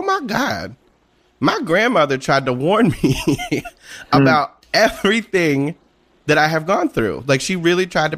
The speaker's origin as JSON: {"language": "English", "town": "Washington Township", "region": "New Jersey", "country": "United States", "tie": "born or raised there", "said": "A little place called Washington Township in New Jersey, in South Jersey"}